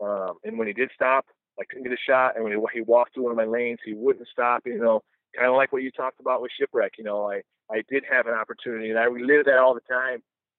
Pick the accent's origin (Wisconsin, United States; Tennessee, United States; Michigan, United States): Michigan, United States; We're from Michigan.